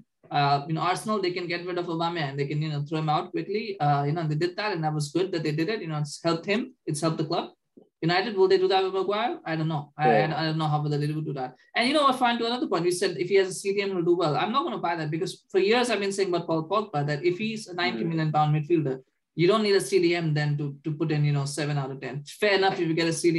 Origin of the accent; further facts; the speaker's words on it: Canada; we're Canadian